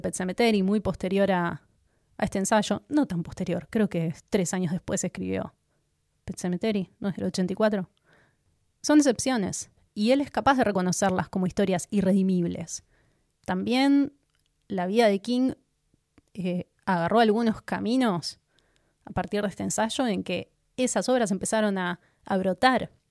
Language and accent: Spanish; Argentina; aunque somos argentinos